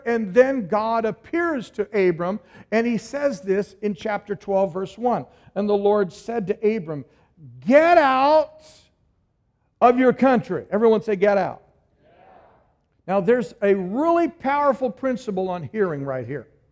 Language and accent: English; Oregon, United States; moved away as an adult; we're all from Oregon